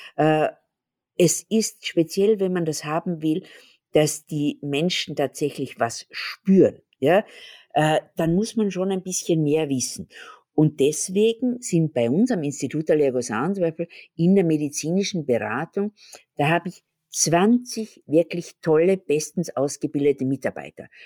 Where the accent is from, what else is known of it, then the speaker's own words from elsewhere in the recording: Graz, Styria, Austria; da, wo ich herkomme, in Graz, da ist es wunderschön zum Wandern